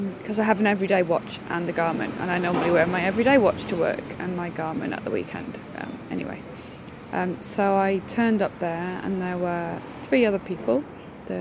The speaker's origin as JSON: {"language": "English", "country": "United Kingdom", "said": "being British"}